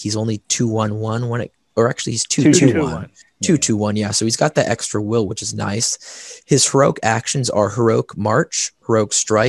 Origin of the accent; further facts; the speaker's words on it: the South, United States; I'm from the South. We don't really speak English well.